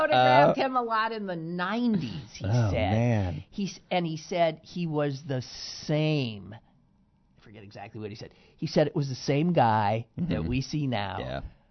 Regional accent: Wisconsin, United States; home state of Wisconsin.

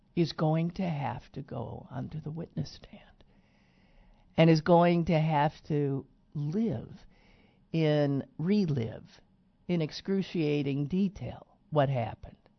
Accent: Green Bay, Wisconsin, United States; now in Pittsburgh, United States; my hometown of Green Bay Wisconsin

